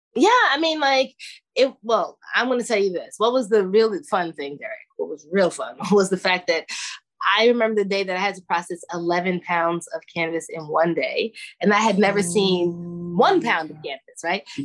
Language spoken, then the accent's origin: English; New York City, New York, United States; now in Oakland, United States; I'm from Brooklyn